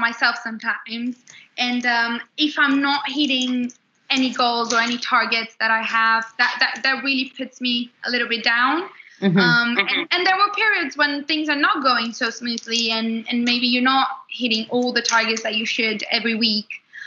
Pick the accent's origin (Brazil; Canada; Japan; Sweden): Brazil; English is a second language; moved away as an adult; now in London, United Kingdom; I'm from Brazil